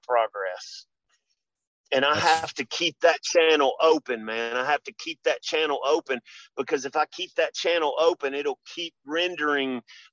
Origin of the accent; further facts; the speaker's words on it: Memphis, Tennessee, United States; I grew up in Memphis. I grew up a poor Memphis boy.